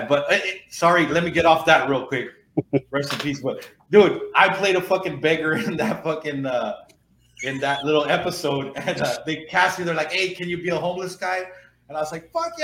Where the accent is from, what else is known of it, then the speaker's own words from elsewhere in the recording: the Rio Grande Valley, Texas, United States; when I was in high school in the mid-90s